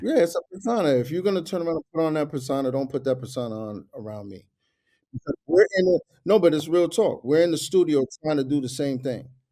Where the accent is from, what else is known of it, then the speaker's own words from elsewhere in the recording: New York, United States; I'm from New York